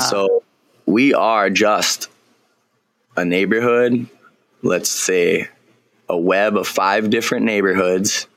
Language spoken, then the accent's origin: English; Kahana, Hawaii, United States; also born or lived in Lahaina; Kahana, my hometown